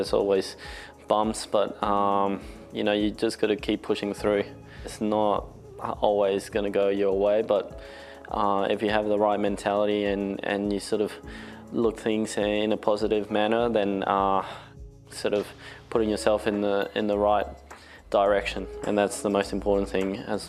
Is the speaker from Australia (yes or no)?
yes; Australia; now in Spain; I was born in Australia. When I was five, we moved to Spain for 8 years and we came back to Australia for another 3 years and now we've been back in Spain.